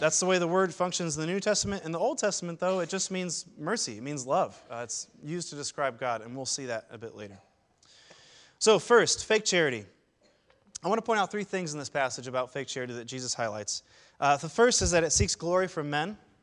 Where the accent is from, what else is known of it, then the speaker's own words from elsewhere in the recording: Seattle, Washington, United States; now in Saint Louis, United States; I'm originally from Ballard, uh, home of the Ballard Locks and all sorts of Norwegian jokes